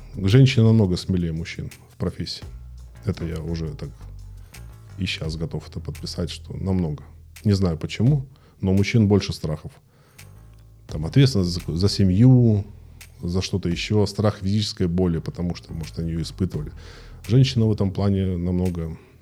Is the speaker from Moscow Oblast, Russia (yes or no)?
no; Krasnodar, Krasnodar Krai, Russia; родился в Краснодаре в 77 году